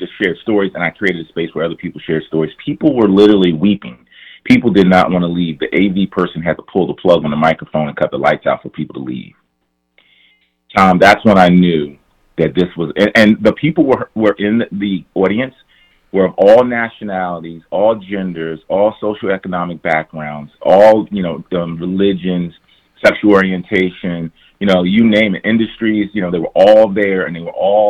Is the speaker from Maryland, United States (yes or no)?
yes; Prince George's County, Maryland, United States; I grew up in Prince George's County, one of the wealthiest counties, African-American counties in the nation